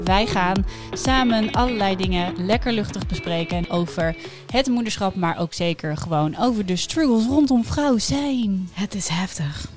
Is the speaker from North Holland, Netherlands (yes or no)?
yes; Amsterdam, North Holland, Netherlands; ik kom uit Amsterdam